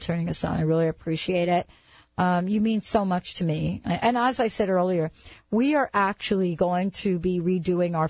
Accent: New York, United States; I grew up in New York

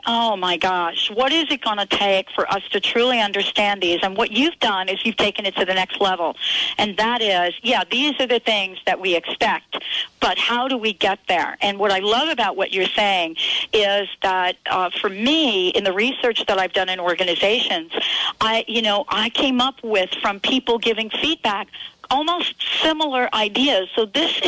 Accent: New York, United States; moved away; I am from New York

